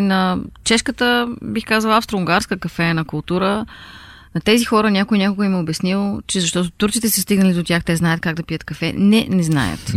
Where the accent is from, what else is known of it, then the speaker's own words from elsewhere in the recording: Bulgaria; moved away as an adult; also born or lived in Munich; аз съм от България и уча във вашата винена академия